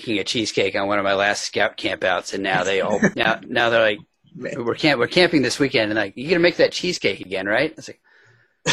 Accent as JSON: {"language": "English", "town": "New York City", "region": "New York", "country": "United States", "tie": "born or raised there", "said": "I grew up in the New York City area"}